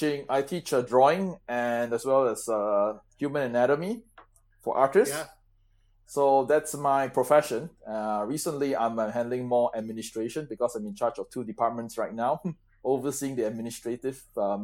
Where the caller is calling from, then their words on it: Singapore; I'm calling from Singapore.